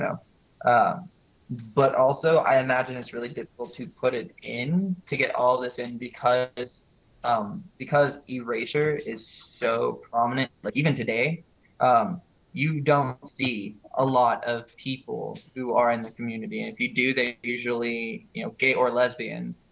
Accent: Houston, Texas, United States; I'm originally from Houston.

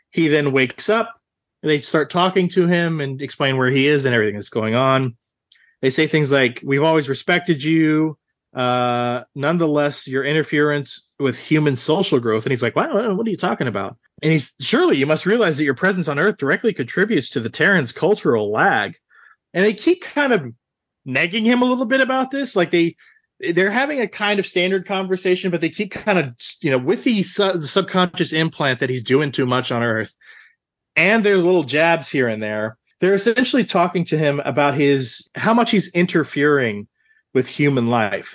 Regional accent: Central Texas, United States; I grew up in Central Texas, uh, my entire life.

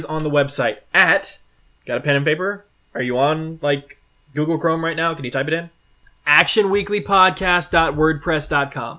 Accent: Texas, United States; I'm from Texas.

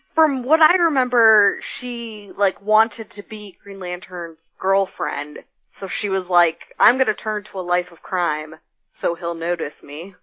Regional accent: Midwest, United States; I grew up in the Midwest

